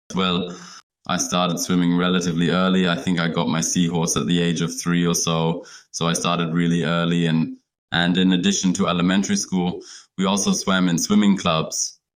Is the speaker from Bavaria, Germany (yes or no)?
no; Leipzig, Saxony, Germany; English is a second language; we all live in Leipzig, in my, my hometown